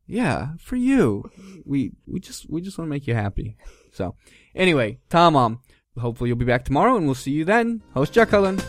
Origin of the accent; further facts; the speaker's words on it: United States; now in Turkey; us Americans